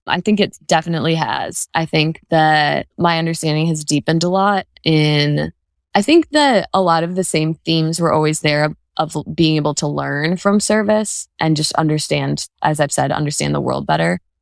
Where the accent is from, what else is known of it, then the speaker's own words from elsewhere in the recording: Birmingham, Michigan, United States; also born or lived in New Orleans, Louisiana; I am from Birmingham, Michigan, and I still live there in the same house that I grew up in with my parents